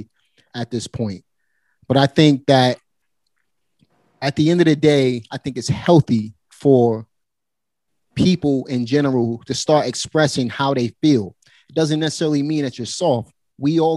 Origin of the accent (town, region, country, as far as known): New York City, New York, United States; born or raised there